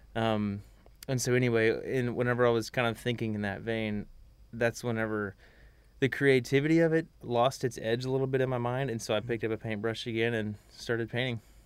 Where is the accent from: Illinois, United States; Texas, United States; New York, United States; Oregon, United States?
Texas, United States; Magnolia; I'm from Magnolia, Texas